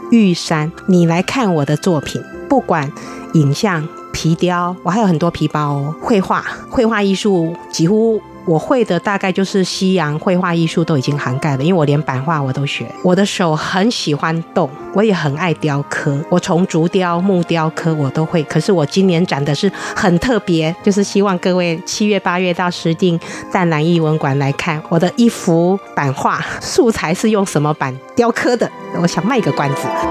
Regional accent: Lugu, Nantou County, Taiwan; 我以露骨人为荣。我的家乡充满了竹子，充满了好大的树木

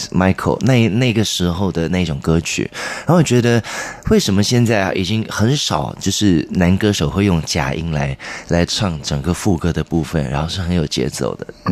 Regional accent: Ipoh, Perak, Malaysia; also born or lived in Malacca, Malaysia; 我虽然在马六甲出生，可是我长大是在怡宝，在，哦。在另外一个州属

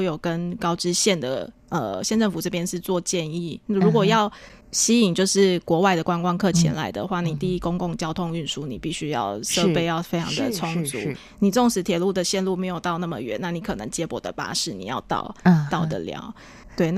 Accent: Tainan, Taiwan; moved away; 我本身是台诶南部出生嘛，在台南，在台南

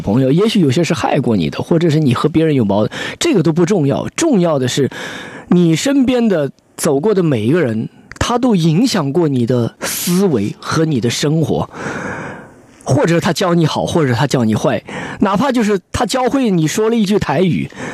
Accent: Nanchang, Jiangxi, China; moved away as an adult; also born or lived in Taipei, Taiwan; 我的家乡南昌

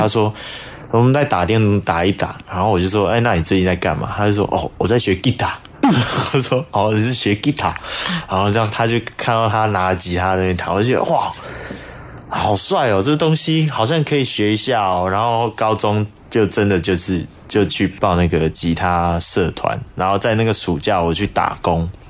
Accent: Taiwan; first language Hakka; 诶、就是其实它是我的母语嘛

